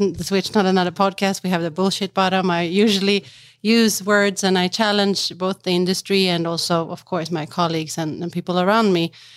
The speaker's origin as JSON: {"language": "English", "town": "Stockholm", "region": "Stockholm County", "country": "Sweden", "tie": "born or raised there", "said": "I'm from Sweden, born and raised in Stockholm, but with the, my mother is from Macedonia"}